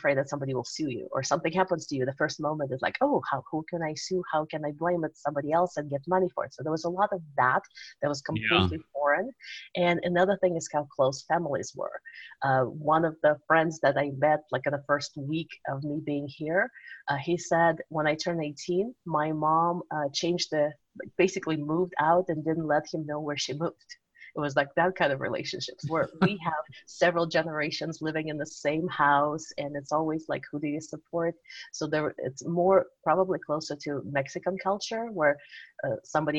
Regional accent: Uzbekistan; moved away as an adult; now in United States; I grew up in former Soviet Union. I grew up in Uzbekistan. So that's where I lived for the first 20 years of my life.

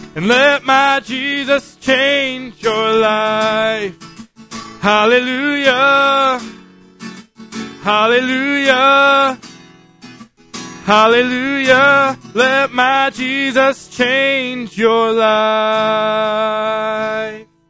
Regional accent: Beulah, North Dakota, United States; I came to visit Grandpa. I'm from Beulah, North Dakota

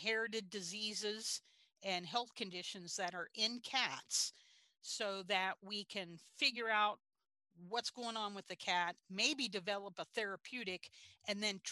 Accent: Pittsburgh, Pennsylvania, United States; moved away; I am from Pittsburgh, Pennsylvania, about an hour south of Uniontown.

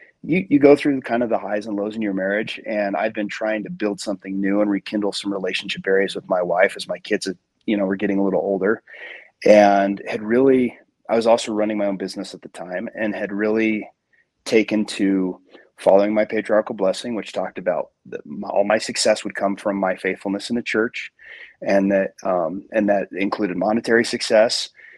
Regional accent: Salt Lake City, Utah, United States; I was raised in Salt Lake. I went on a mission to Italy.

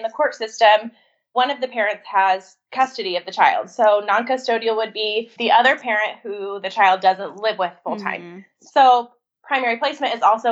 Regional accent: Mississippi and South Carolina, United States; now in Idaho, United States; I'm actually from the South. I grew up in Mississippi and South Carolina.

